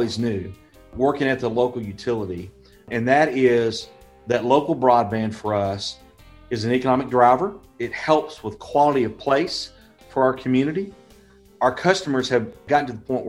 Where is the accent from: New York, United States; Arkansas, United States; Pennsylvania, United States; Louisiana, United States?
Arkansas, United States; Little Rock; moved away as an adult; also born or lived in Mountain Home, Arkansas; now in Conway, United States; I grew up in Little Rock